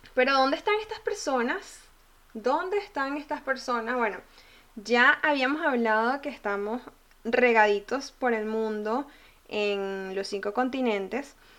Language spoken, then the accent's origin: Spanish; Venezuela; yo soy venezolana